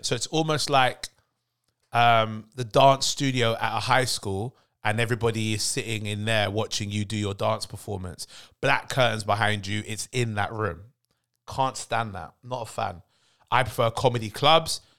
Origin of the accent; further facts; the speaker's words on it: London, United Kingdom; being a Londoner